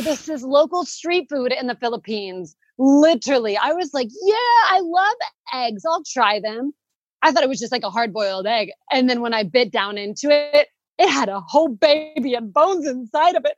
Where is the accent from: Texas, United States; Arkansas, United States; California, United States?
Arkansas, United States; moved away as an adult; now in Spain; I'm originally from Arkansas in the United States